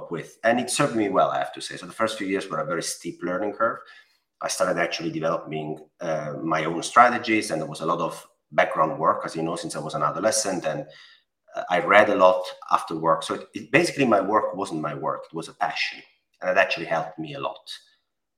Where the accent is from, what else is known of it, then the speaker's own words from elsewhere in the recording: Italy; accent: Italian; English is a second language; I'm Italian. I mean, my accent